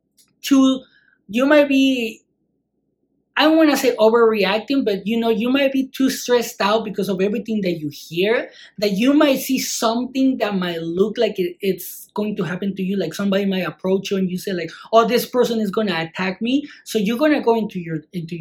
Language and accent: English; Mexico; growing up in Mexico.